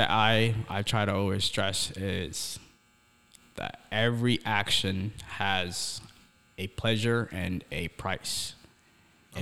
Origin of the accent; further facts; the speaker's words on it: Somalia; now in United States; I grew up in Somalia. That's East Africa, man.